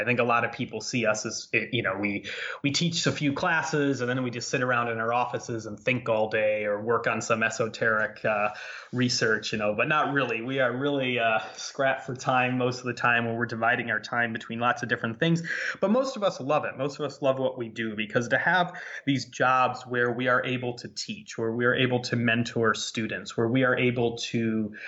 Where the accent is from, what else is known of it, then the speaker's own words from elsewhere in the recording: Ottawa, Illinois, United States; I worked for my hometown newspaper in Ottawa, Illinois